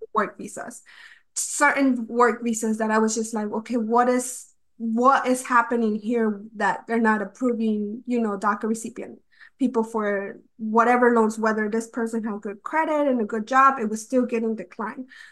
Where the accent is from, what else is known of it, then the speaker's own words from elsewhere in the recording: North Carolina, United States; also born or lived in Mexico City, Mexico; basically have grown up in North Carolina my whole life.